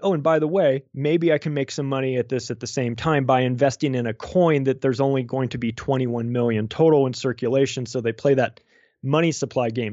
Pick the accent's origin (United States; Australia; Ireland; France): United States; I'm an American. I still live in America.